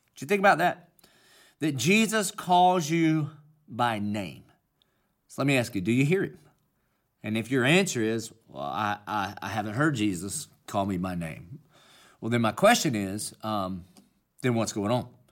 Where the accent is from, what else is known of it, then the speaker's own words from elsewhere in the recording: Dillon, South Carolina, United States; accent: Southern country; I obviously have a Southern country accent, and that's because I'm from Dillon, South Carolina